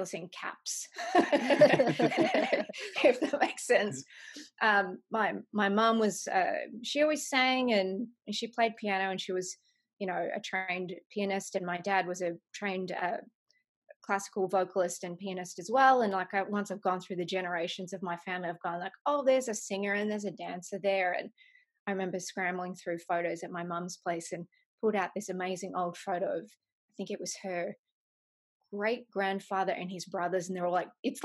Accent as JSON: {"language": "English", "town": "Melbourne", "region": "Victoria", "country": "Australia", "tie": "born or raised there", "also_born_or_lived": "Los Angeles, United States", "moved": "as an adult", "lives_now": "Nashville, United States", "said": "I grew up in Melbourne, Australia"}